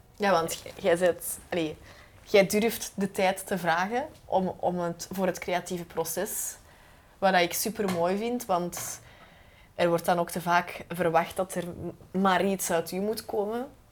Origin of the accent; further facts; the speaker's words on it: Belgium; als Belgen